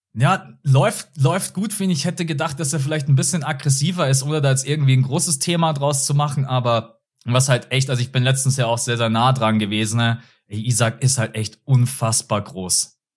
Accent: Munich, Bavaria, Germany; Ich wohne in München, ich bin in München geboren und aufgewachsen.

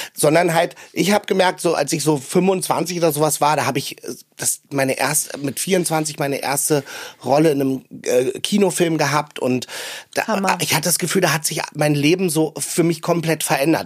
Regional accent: Berlin, Germany; in Berlin auch, weil ich bin am Stadtrand groß geworden

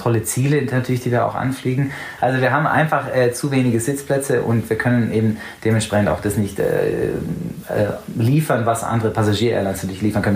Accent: England, United Kingdom; also born or lived in Allgäu, Germany; now in Munich, Germany; da, wo ich in England eben teils aufgewachsen bin, ist sehr, sehr ländlich

